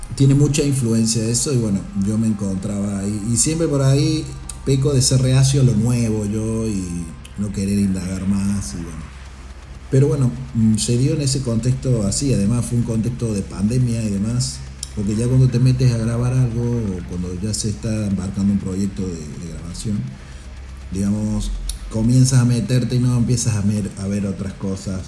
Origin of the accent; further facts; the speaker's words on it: Córdoba, Argentina; moved away as an adult; now in Girona, Spain; soy de Córdoba, una provincia que se llama Córdoba, del interior, de un pueblo del interior. Y llevo 15 eh, años sí en España